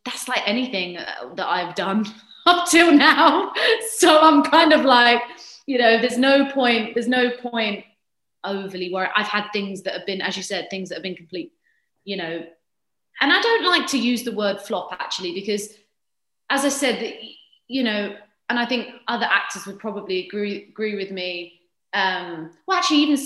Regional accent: United Kingdom; I'm British

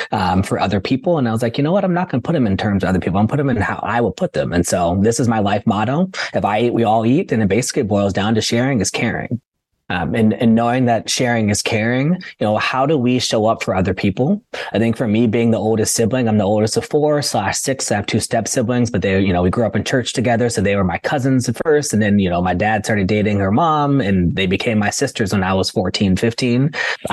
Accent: Oakland, California, United States; I'm first gen from Oakland, California

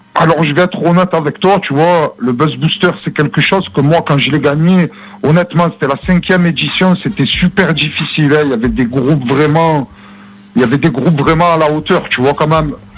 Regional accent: Marseille, Provence-Alpes-Côte d'Azur, France; je viens de Marseille

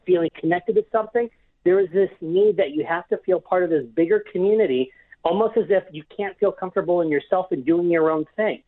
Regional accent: Cleveland, Ohio, United States; in my hometown where I'm from, in Cleveland, Ohio

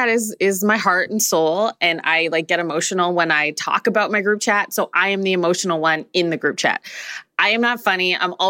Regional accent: Ghana; that joke maybe about, like, Nigerian people isn't for me because I'm Ghanaian.

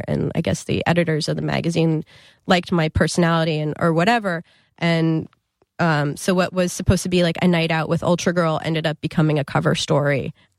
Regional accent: New Jersey, United States; I mean, we all happen to be from Jersey, but I'm from North Jersey.

